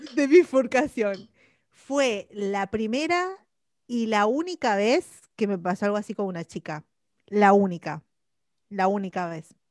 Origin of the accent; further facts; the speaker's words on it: Argentina; moved away as an adult; yo me fui de Argentina bastante pendeja